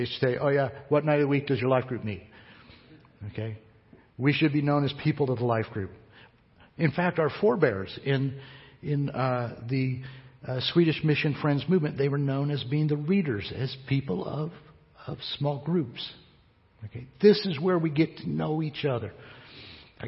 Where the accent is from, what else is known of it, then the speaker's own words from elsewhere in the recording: United States; I'm an American